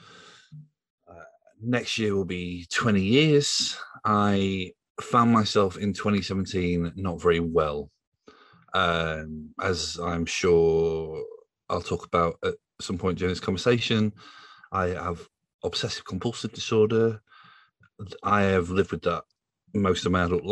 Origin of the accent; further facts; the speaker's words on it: Yorkshire and the Humber, United Kingdom; now in London, United Kingdom; I am a journalist from Yorkshire, based in London